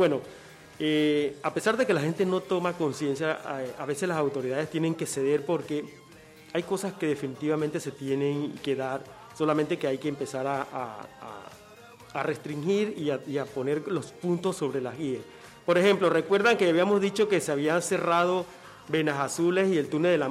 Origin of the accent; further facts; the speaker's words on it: Agua Dulce, Coclé, Panama; now in Panama City, Panama; el sueño de, todo campesino, incluyéndome a mí que me vine de Agua Dulce para Panamá, pero va a pasar lo mismo conmigo.